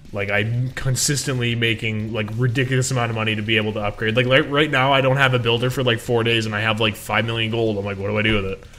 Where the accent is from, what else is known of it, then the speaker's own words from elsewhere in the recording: Canada; I'm a Canadian.